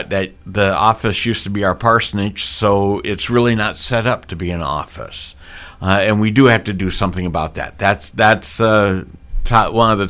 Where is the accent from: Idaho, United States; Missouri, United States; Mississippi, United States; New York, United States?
Missouri, United States; also born or lived in Minnesota / Keokuk, Iowa; now in Boone, United States; I was born in Minnesota, raised in Missouri